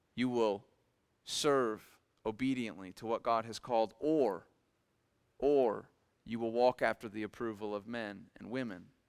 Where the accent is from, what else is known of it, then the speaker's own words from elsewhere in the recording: Millersburg, Ohio, United States; I grew up in Millersburg, Ohio